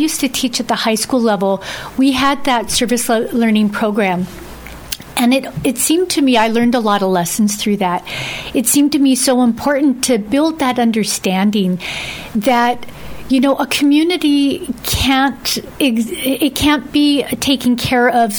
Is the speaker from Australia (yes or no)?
no; Dededo, Guam; I grew up in Santa Monica, Santa Barbara area of Dedado